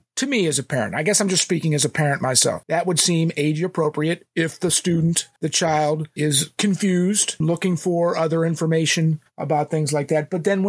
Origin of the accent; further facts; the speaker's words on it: Illinois, United States; Illinois is my home state